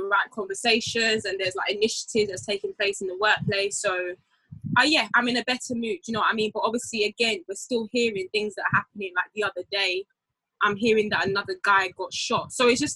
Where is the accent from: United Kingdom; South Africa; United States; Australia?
United Kingdom; Essex, East of England; I'm from Essex